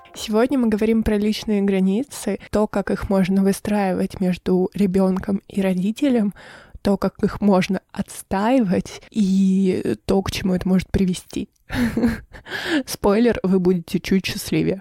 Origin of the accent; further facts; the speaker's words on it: Irkutsk, Irkutsk Oblast, Russia; now in Sochi, Russia; я вернулась из Сочи в Иркутск на летний период, и здесь находится вся моя семья